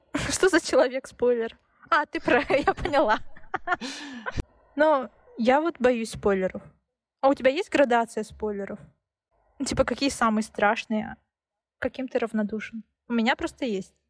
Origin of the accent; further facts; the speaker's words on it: Siberia, Russia; я родилась в Сибири